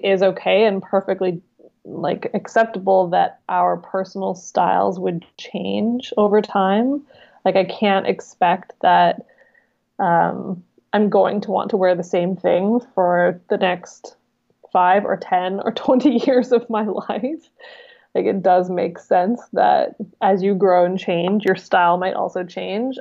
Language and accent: English; Vancouver Island, British Columbia, Canada; I'm from Vancouver Island. It's like jokingly called Hippie Island